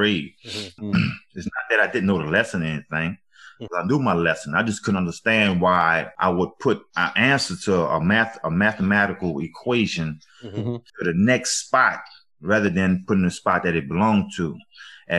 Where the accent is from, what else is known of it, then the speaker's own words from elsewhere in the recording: New Orleans, Louisiana, United States; also born or lived in Avondale, Louisiana; I grew up in Seven Water, New Orleans